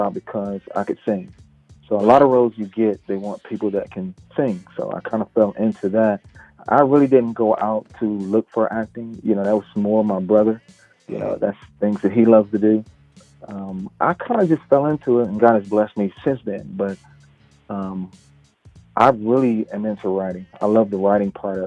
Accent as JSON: {"language": "English", "town": "Charlotte", "region": "North Carolina", "country": "United States", "said": "I'm from Charlotte"}